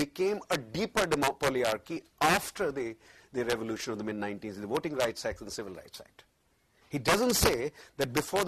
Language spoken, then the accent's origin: English; Hawaii, United States; born there; It is just as well that I was born in Hawaii, where that law didn't operate